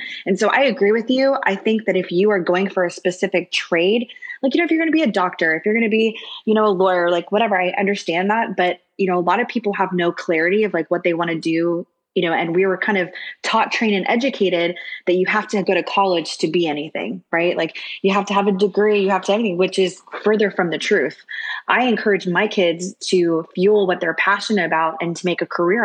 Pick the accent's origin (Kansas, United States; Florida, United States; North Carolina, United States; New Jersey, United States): Florida, United States; Orlando; also born or lived in Miami, Florida; now in Dallas, United States; I was originally born in Miami and grew up in Orlando